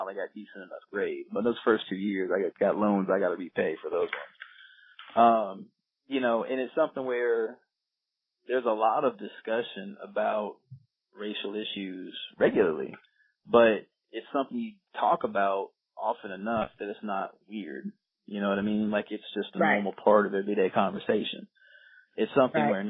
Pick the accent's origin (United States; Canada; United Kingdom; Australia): United States; Virginia Beach, Virginia; moved away; also born or lived in North Carolina; I grew up in Virginia Beach